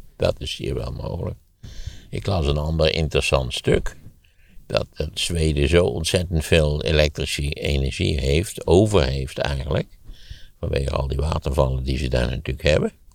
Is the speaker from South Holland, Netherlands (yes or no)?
no; Wageningen, Gelderland, Netherlands; de plaats waar ik opgegroeid ben als voorbeeld geven, Wageningen